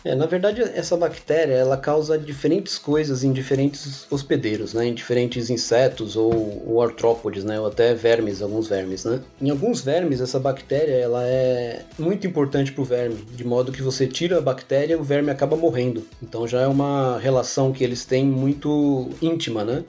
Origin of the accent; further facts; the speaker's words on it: São Paulo, Brazil; eu sou paulista aqui da capital, né, paulista paulistano